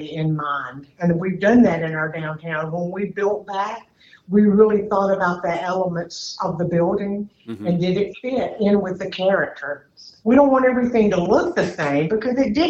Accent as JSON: {"language": "English", "town": "Duluth", "region": "Georgia", "country": "United States", "tie": "born or raised there", "said": "this happens to be my hometown as well"}